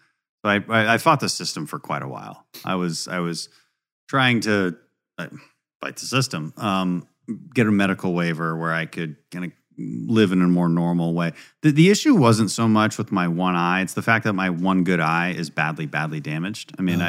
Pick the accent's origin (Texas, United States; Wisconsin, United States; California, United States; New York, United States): Texas, United States; Houston; So we're from Houston, and that's why they were living in Scotland.